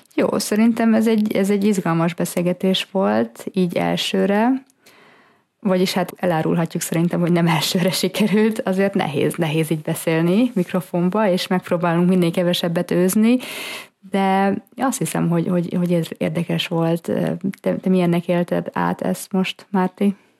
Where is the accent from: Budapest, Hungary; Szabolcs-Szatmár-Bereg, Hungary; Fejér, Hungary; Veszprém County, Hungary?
Budapest, Hungary; moved away as an adult; also born or lived in Northern Italy / Germany; now in Italy; mi Budapesten születtünk, és ott is nőttünk föl.